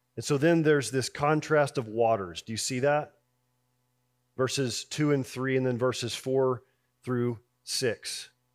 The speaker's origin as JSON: {"language": "English", "town": "Houston", "region": "Texas", "country": "United States", "tie": "born or raised there", "said": "I grew up in Houston"}